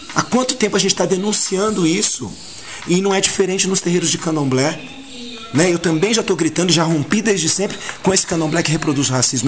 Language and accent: Portuguese; São Paulo, Brazil; aquele negrinho que nasceu na Casa Verde, no Hospital e Maternidade Casa Verde, no bairro da Casa Verde, viveu, cresceu, foi para Casa Verde Alta, voltou para Casa Verde